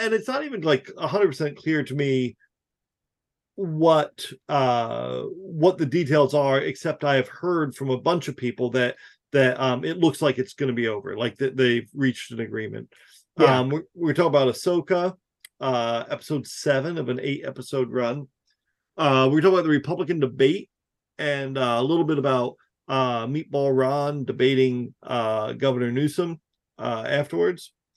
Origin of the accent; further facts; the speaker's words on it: New Jersey, United States; I grew up in New Jersey in like the woods. Like it was a real rural community.